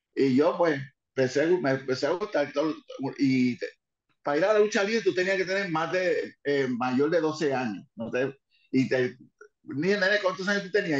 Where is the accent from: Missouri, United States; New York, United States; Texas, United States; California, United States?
New York, United States; Spanish is a second language; moved away; also born or lived in Puerto Rico; Nací en Nueva York, en, Manhattan, ah, y me crié en Nueva York por un buen tiempo